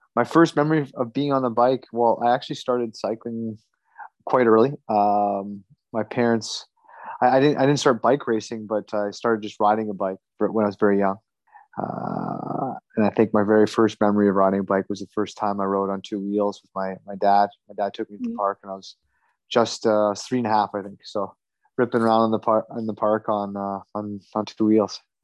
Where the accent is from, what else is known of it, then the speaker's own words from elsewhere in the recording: Canada; I grew up in Canada, and Canada is a hockey crazy country